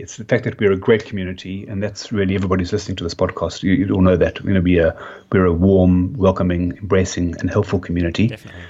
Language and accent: English; Cape Town, Western Cape, South Africa; accent: South African; moved away as an adult; now in Australia; I'm originally from Cape Town